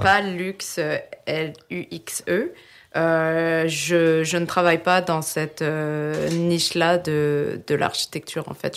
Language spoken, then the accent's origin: French; France; moved away as an adult; now in Quebec, Canada; je suis née en France et euh, je suis au Québec depuis 2011